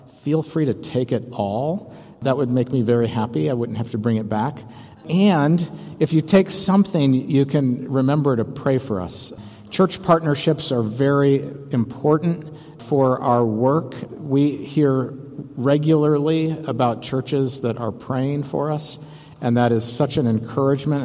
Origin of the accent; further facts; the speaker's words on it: St. Paul, Minnesota, United States; I'm from St. Paul, Minnesota